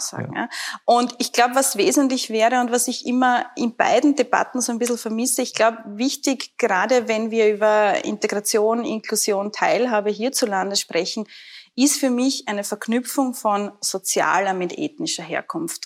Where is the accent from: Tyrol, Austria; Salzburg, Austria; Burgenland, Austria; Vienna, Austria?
Burgenland, Austria; ich selber bin ja Burgenländerin